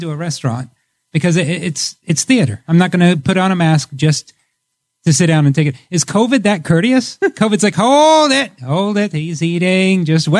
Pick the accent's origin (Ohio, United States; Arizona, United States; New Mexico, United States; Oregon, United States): Ohio, United States; Dayton; moved away; I'm really from Dayton.